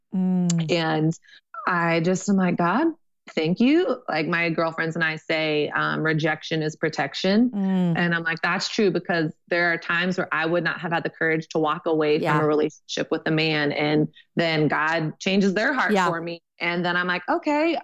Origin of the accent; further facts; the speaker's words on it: Texas, United States; also born or lived in New York; now in Brooklyn, United States; I'm from Texas and I went to a thing at my youth group when I was 17